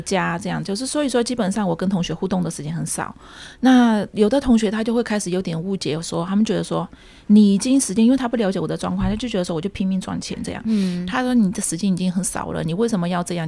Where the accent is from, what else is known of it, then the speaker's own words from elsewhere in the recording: Shan State, Myanmar; accent: Kokang; moved away as an adult; also born or lived in Yunnan (ancestry); now in Taipei, Taiwan; 我是华侨，我缅甸出生，来台湾念大学这样